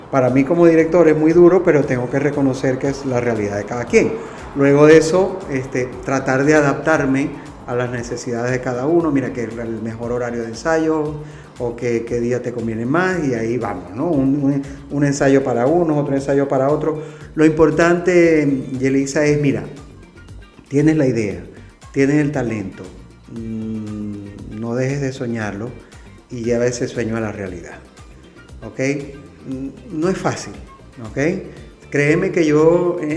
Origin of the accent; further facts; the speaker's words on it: Venezuela; now in Spain; no somos todos venezolanos, pero es bellísimo porque todos hacemos música venezolana